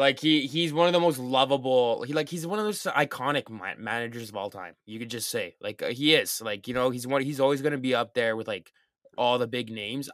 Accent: Canada; I'm from Canada

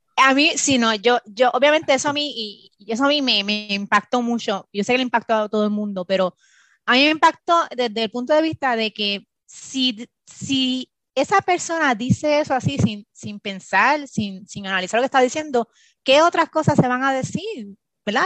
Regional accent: Bayamón, Puerto Rico; moved away as an adult; now in Maryland, United States; Yo nací en Puerto Rico, eh, me fui en Puerto Rico, en Bayamón, Puerto Rico, e hice mi bachillerato.

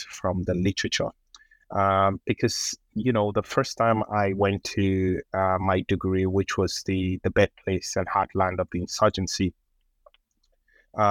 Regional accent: Lagos, Nigeria; moved away; I grew up in Lagos, which is Nigeria's commercial capital and Africa's largest metropolis

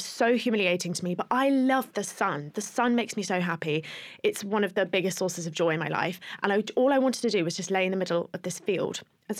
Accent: Plymouth, South West England, United Kingdom; I grew up in Plymouth

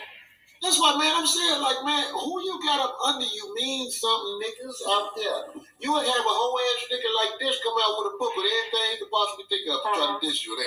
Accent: Chicago, Illinois, United States; I'm from Chicago

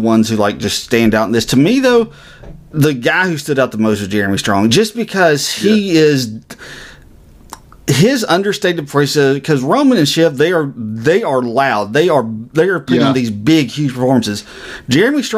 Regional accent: United States; as an American citizen

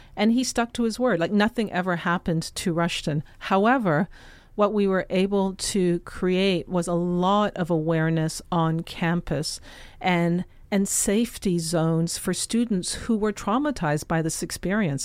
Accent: Toronto, Ontario, Canada; moved away as an adult; also born or lived in Jamaica; now in New York City, United States; my entire childhood was in Canada. I was there right through my college years

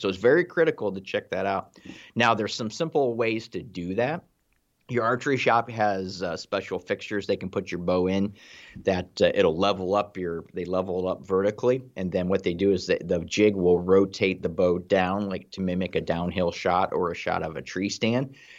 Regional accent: Ohio, United States; I'm from Ohio

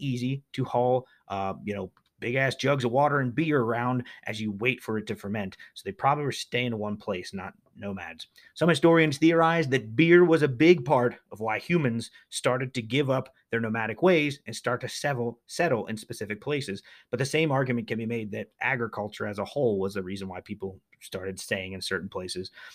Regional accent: Pennsylvania, United States; They are legendary here in my home state. We Pennsylvanians are mighty proud of Yinglings

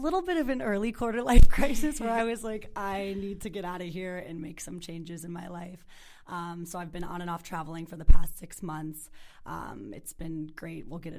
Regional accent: Naperville, Illinois, United States; moved away as an adult; also born or lived in Santa Barbara, California / West Hollywood, California / Santa Monica, California; now in Los Angeles, United States; I grew up right outside of Chicago in Naperville my entire life. I knew I wanted to end up in California. I came out here a lot when I was little, and I went to college at UC Santa Barbara

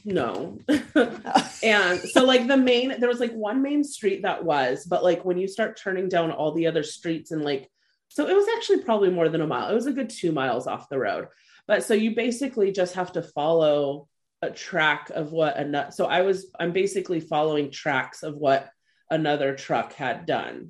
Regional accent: California, United States; I'm from California.

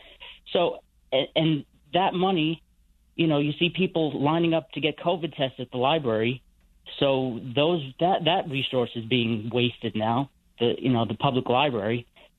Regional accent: New York City, New York, United States; now in West New York, United States; I'm from Staten Island originally.

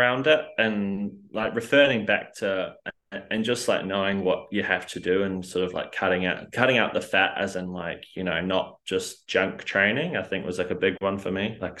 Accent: New Zealand; I guess I was not born in New Zealand, but I'm definitely a Kiwi through and through.

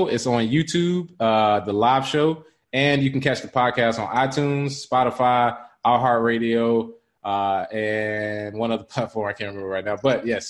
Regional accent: Charlotte, North Carolina, United States; now in Los Angeles, United States; my hometown, Charlotte, North Carolina.

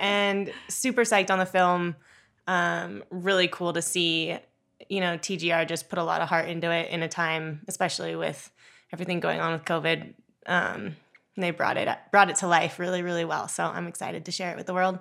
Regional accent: South Lake Tahoe, California, United States; also born or lived in Hawaii; I grew up in South Lake Tahoe

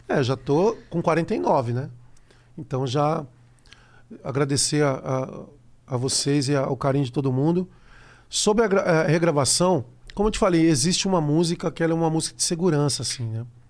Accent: Brazil; eu sou brasileiro

